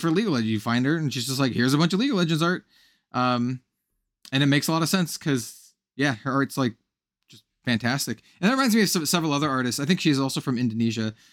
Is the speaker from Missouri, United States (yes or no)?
no; Wyoming, United States; also born or lived in California; now in Portland, United States; I was born in Wyoming. So, like, the whole, like, cowboy aesthetic, while not, uh, something I partake in these days, uh, 'cause I live in Portland, Oregon, uh, something, something that I'm very much aware of and grew up